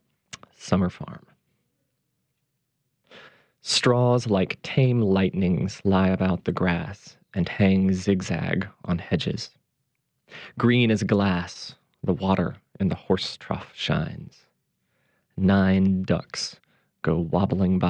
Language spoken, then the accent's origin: English; Mississippi, United States; also born or lived in Edinburgh, Scotland / Cambridge, England; now in New Orleans, United States; I was born and raised in Mississippi, but live now and have for many years here in the Crescent City